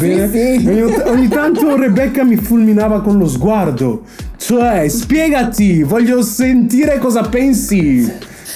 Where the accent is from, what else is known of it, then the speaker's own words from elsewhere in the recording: Brescia, Lombardy, Italy; now in Milan, Italy; Quindi io sono un fake bresciano, siccome non so parlare il dialetto bresciano